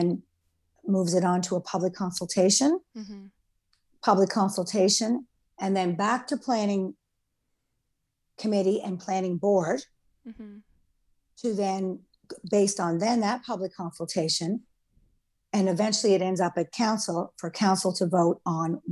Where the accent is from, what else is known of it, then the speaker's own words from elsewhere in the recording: Canada; now in Charlottetown, Canada; I grew up on Caribou Island, and my parents raised my sister